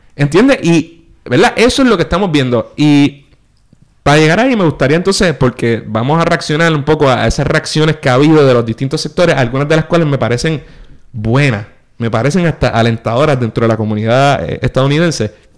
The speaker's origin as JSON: {"language": "Spanish", "country": "Puerto Rico", "said": "nosotros pues una vez tomas un avión y sales de Puerto Rico, para todos los efectos te tratan como americano"}